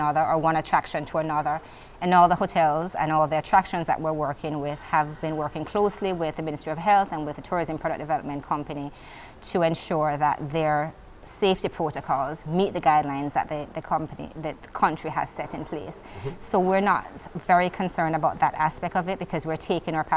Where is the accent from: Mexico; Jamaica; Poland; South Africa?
Jamaica; as a Jamaican citizen